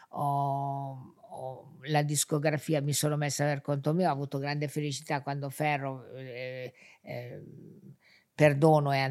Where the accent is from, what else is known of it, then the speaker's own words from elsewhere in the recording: Genoa, Liguria, Italy; Sì, sono genovese.